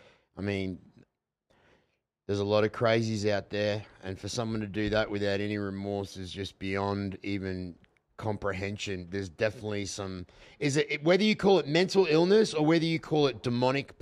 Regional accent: Australia

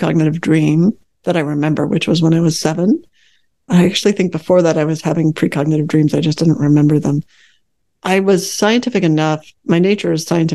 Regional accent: Chicago, Illinois, United States; also born or lived in Northern California; now in Fairfax, Virginia, United States; I grew up in the Chicago area, and moving to California was just like a dream

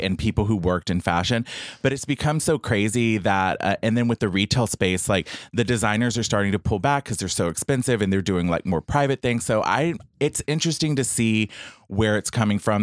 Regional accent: Bay City, Texas, United States; from Bay City, Texas, which which is an hour and thirty minutes south of Houston

